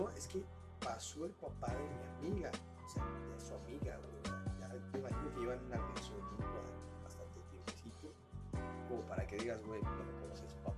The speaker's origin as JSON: {"language": "Spanish", "town": "Zihuatanejo", "region": "Guerrero", "country": "Mexico", "said": "Yo soy de Cihuatanejo."}